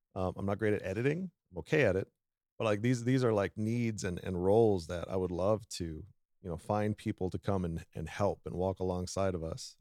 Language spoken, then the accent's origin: English; South Dakota, United States; I am born and raised in South Dakota. So we're technically in my home territory